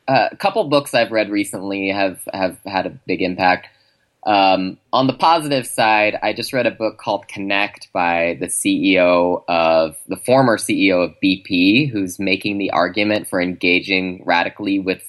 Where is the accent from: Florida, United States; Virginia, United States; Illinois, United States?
Illinois, United States; Chicago; I mean, I'm from Chicago. So … obviously is near and dear to my heart.